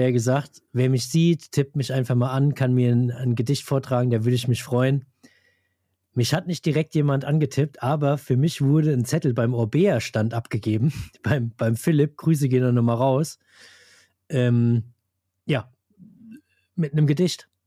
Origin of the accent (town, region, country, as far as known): Hesse, Germany